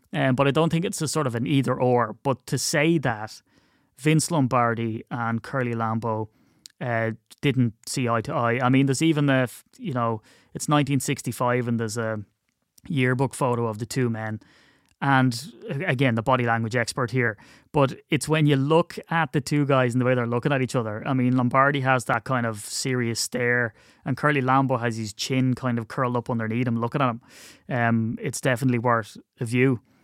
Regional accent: Ireland; it's difficult being Irish

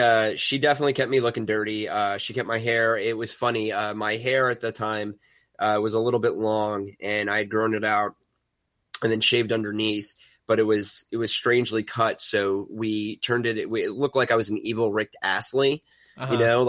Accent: New York, United States; accent: New York; So I get to use my New York accent, which I hide proficiently through non-regional diction practice.

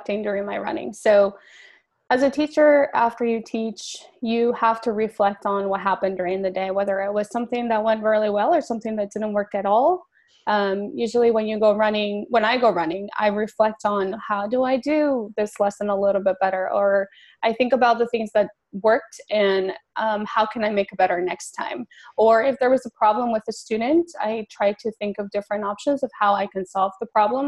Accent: Mesa, Arizona, United States; moved away as an adult; also born or lived in Mexico City, Mexico; now in New York, United States; I was born in Mexico City, but was raised in Arizona, Mesa, Arizona

